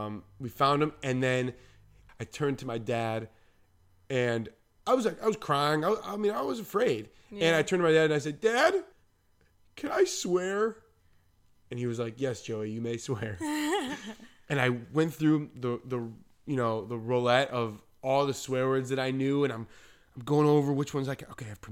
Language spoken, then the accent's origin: English; New Jersey, United States; also born or lived in Long Island / Manhattan; Yeah, I'm from New York. Well, I'm from New Jersey. I lived in New Jersey, but I've lived everywhere, you know.